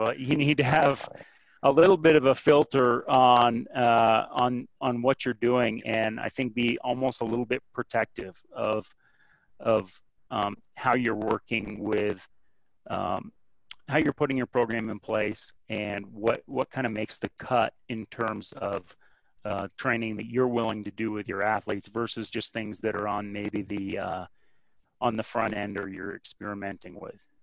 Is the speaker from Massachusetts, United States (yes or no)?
no; Burlington, Vermont, United States; I grew up in Burlington, Vermont